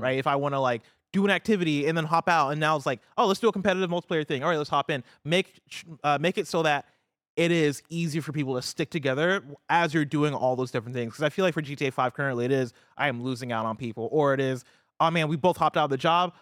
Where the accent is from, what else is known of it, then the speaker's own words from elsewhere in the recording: Champaign, Illinois, United States; now in San Francisco, United States; I grew up in Champaign, Illinois